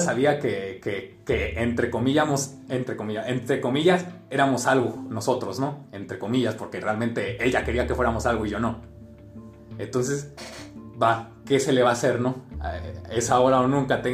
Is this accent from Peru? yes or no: no; Jalisco, Mexico; estamos, un poquito más al sur acá en Jalisco